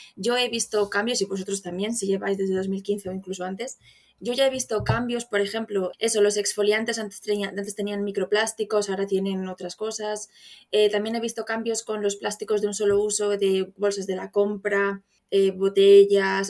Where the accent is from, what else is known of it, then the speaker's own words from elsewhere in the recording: Zamora, Castile and León, Spain; moved away as an adult; now in Ireland; soy de Zamora, aunque actualmente vivo en el extranjero, llevo viviendo en el extranjero varios años.